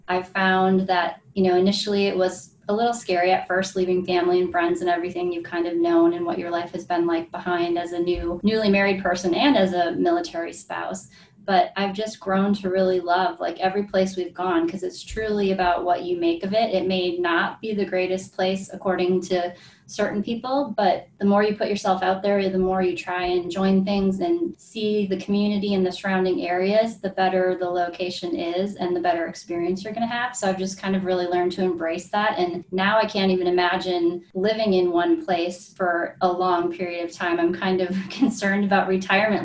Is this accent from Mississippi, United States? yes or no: no; Green Bay, Wisconsin, United States; moved away as an adult; I'm originally from Green Bay, Wisconsin, and so grew up in the same house my whole life